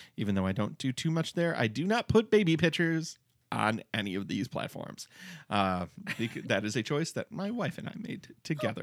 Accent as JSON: {"language": "English", "town": "Detroit", "region": "Michigan", "country": "United States", "said": "I was from the Detroit area"}